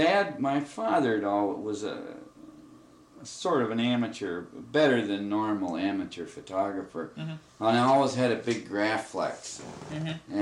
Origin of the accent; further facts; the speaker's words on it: Michigan, United States; also born or lived in Florida; I was born in Florida, but we moved to Michigan. My mother died when I was a year old. We moved to Michigan in about a year.